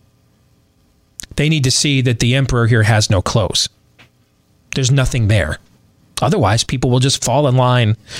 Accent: Iowa, United States; my home state

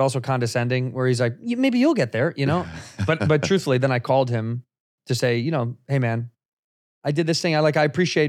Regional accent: Chicago, Illinois, United States; In Chicago.

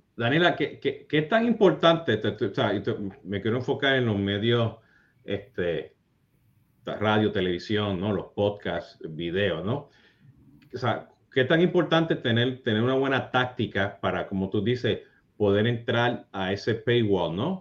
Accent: Puerto Rico; yo siendo puertorriqueño

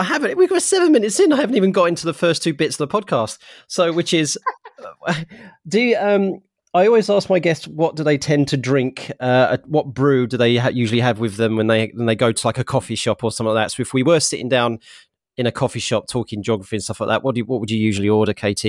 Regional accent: United Kingdom; You know, I am British.

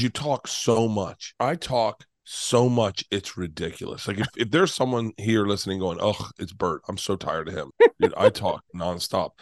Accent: Florida, United States; I'm from Florida

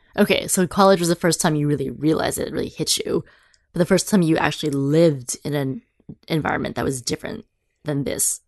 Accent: San Francisco, California, United States; also born or lived in Boston / New Zealand; So I'm from San Francisco proper. uh, third generation. My father was born and raised in the city as well. So I've always lived in the city

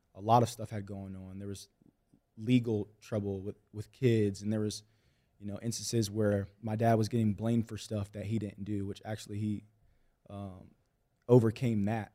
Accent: Austin, Texas, United States; I grew up in Austin, Texas

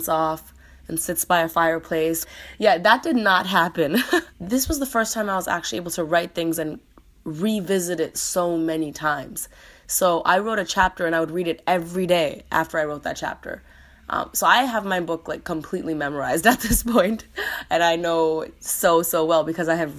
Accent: Canada; now in United States; being a Canadian in America

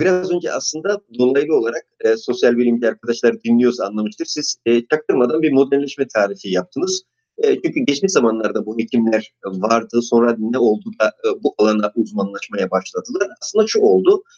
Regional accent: Artvin, Turkey; moved away; also born or lived in Istanbul; Artvin'de doğdum

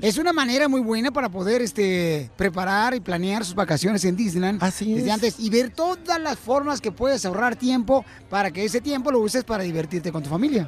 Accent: Ocotlán, Jalisco, Mexico; moved away; Ocotlán, Jalisco, mi tierra natal

